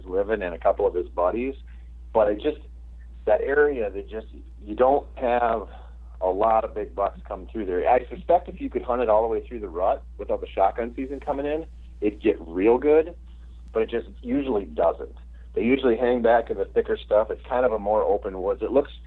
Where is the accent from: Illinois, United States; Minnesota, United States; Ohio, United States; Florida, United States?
Minnesota, United States